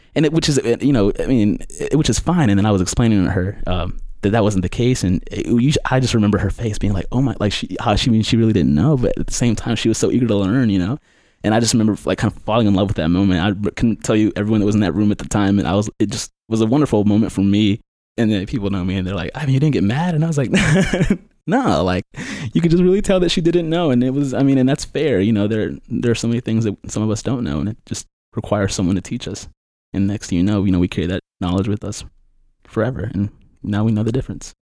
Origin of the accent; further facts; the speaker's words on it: Durham, North Carolina, United States; I'm from Durham. I grew up in Durham